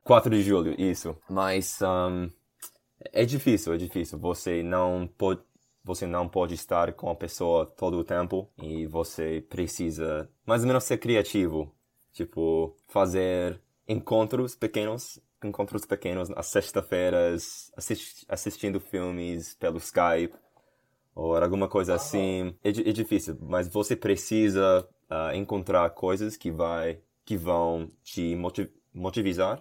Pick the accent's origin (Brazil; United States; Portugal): United States; Portuguese is a second language; also born or lived in Detroit, Michigan; eu sou americano, moro nos Estados Unidos, em uma, um estado, Michigan, Detroit, Michigan.